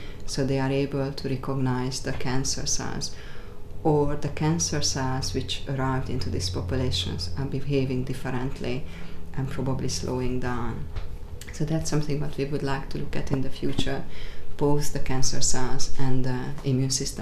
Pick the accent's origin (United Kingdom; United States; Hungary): Hungary; now in Australia; I'm not Australian as birth. I was born in Hungary, but I became an Australian